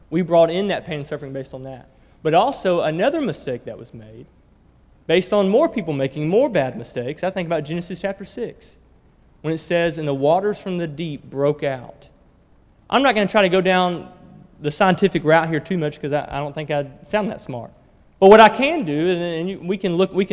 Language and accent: English; Alabama, United States; I grew up in Alabama